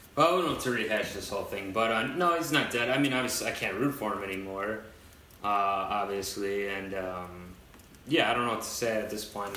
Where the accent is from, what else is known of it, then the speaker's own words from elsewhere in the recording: Cleveland, Ohio, United States; now in New York, United States; my hometown, like where I'm from, is Cleveland, obviously, but I've lived out here in New York